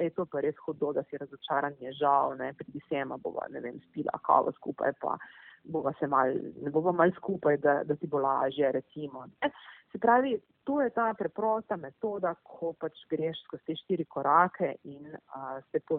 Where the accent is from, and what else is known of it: Slovenia